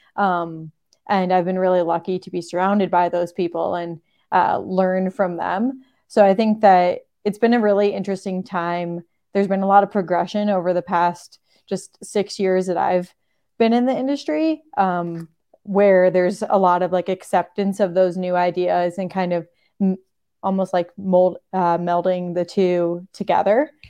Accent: Michigan, United States; moved away; I grew up skiing in Michigan on a little two hundred foot, might be three hundred foot hill

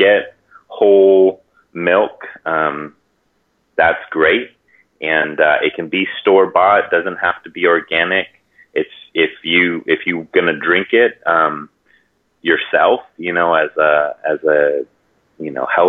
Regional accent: Hawaii, United States; born or raised there

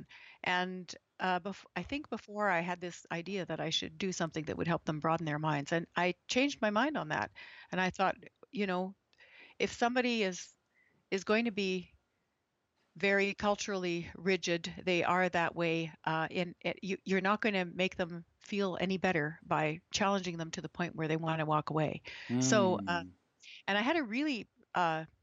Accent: Alberta, Canada; When I was growing up in Alberta, I was the only 5-year-old who could eat as well with chopsticks as Asian kids could

